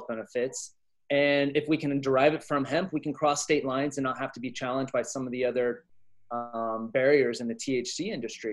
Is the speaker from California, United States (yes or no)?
yes; Inland Empire, California, United States; moved away as an adult; also born or lived in Humboldt County, California / West Africa / San Francisco Bay Area, California; now in South Kona, Hawaii, United States; I grew up in the Inland Empire until I was about 18. And so about an hour outside of LA.